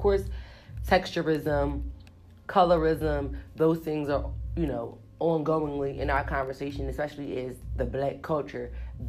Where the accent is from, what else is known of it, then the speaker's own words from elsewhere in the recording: Philadelphia, Pennsylvania, United States; 215. Remember, I'm from Philly.